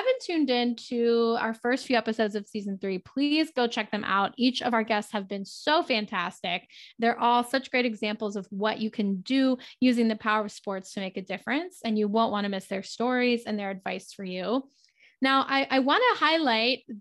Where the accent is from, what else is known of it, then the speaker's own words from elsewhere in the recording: Baltimore, Maryland, United States; my hometown of Baltimore